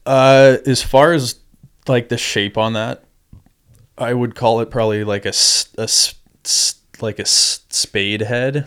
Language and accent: English; Crystal Cove, California, United States; I grew up in Crystal Cove, um, and just kinda grew up down there at the beach